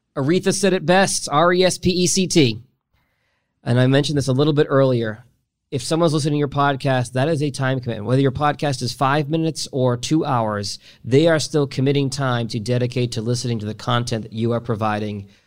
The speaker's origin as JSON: {"language": "English", "town": "Boston", "region": "Massachusetts", "country": "United States", "tie": "born or raised there", "moved": "yes", "lives_now": "Detroit, United States", "said": "I grew up in Boston"}